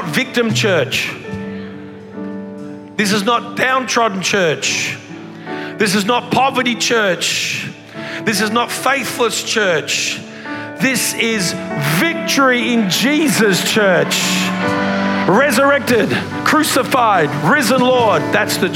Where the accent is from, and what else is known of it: Australia; accent: Australian